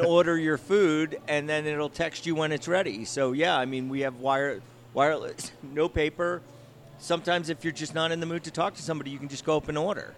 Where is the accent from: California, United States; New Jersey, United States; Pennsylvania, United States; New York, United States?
New Jersey, United States; now in Denver, United States; what I grew up on in New Jersey